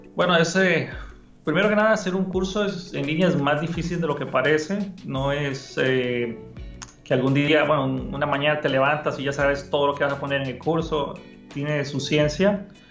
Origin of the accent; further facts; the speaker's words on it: Costa Rica; moved away; also born or lived in Honduras; yo soy de Costa Rica, pero viví muchos años en Honduras